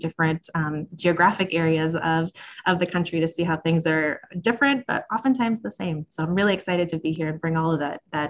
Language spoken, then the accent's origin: English; Minnesota, United States; moved away as an adult; also born or lived in Georgia / West Palm Beach, Florida; now in Missouri, United States; I am from Minnesota originally, so that's where I grew up, went to college there.